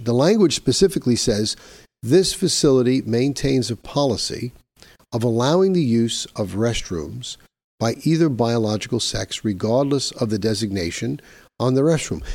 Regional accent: New York, United States; my home state of New York

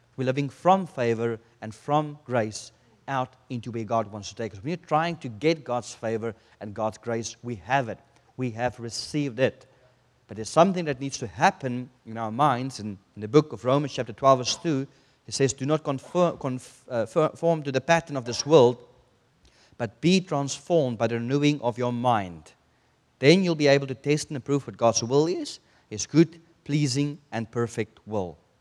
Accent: South Africa; moved away; I come from South Africa

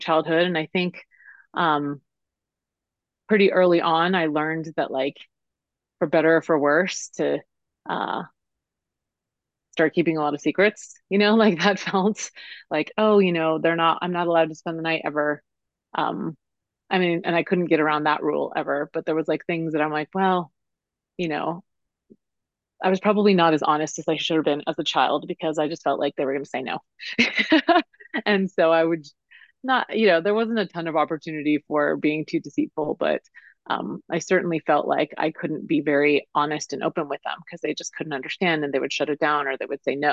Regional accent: Denver, Colorado, United States; I was born in Denver and raised in Denver, and that's where I am now

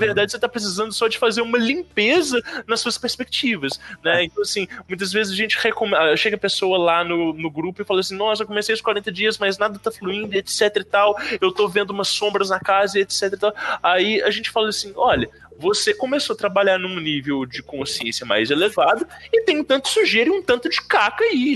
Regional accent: Belo Horizonte, Minas Gerais, Brazil; Eu sou de Belo Horizonte

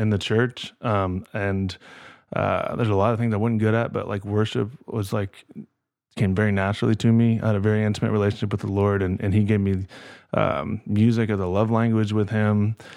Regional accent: Kokomo, Indiana, United States; growing up in Kokomo

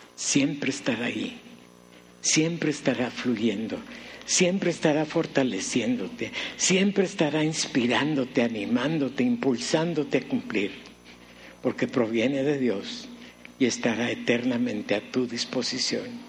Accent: Mexicali, Baja California, Mexico; recién llegamos a la ciudad de Mexicali, yo tenía uh, iba a cumplir cuatro años

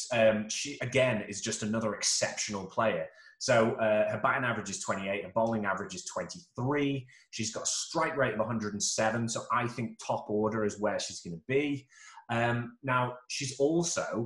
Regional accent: Stoke-on-Trent, West Midlands, United Kingdom; I'm from Stoke-on-Trent

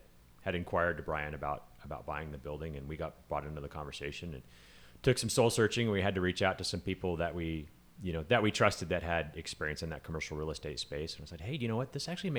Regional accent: California, United States; now in San Diego, United States; I mean, I grew up in California, up and down the state, and I moved to San Diego for college in the 90s

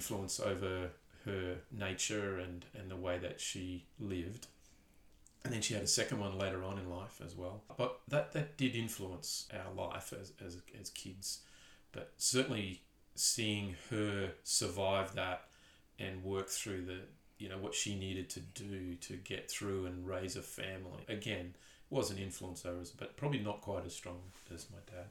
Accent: Townsville, Queensland, Australia; moved away as an adult; also born or lived in Perth / Newcastle / Tindal, Northern Territory; I was born in Townsville, raised in Townsville.

